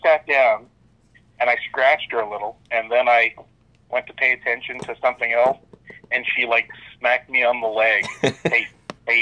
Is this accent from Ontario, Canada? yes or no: no; Newfoundland and Labrador, Canada; moved away; I grew up in Newfoundland. I spent 3 years living in Newfoundland because my dad is from Newfoundland.